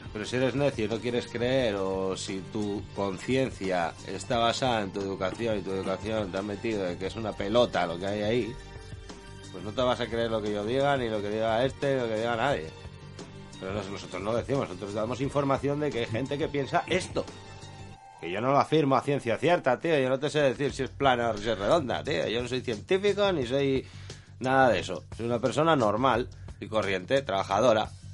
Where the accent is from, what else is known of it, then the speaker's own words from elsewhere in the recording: Avilés, Asturias, Spain; nosotros somos de Avilés